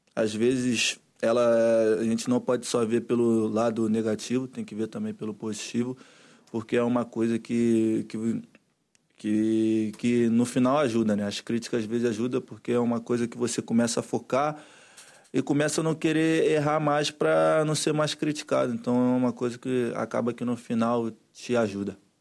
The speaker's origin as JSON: {"language": "Portuguese", "country": "Brazil", "moved": "yes", "said": "eu como brasileiro"}